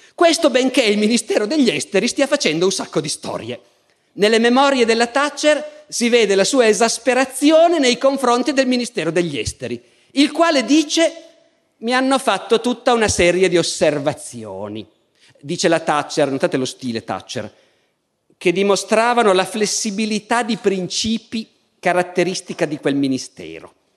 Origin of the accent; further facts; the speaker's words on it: Italy; io, essendo un italiano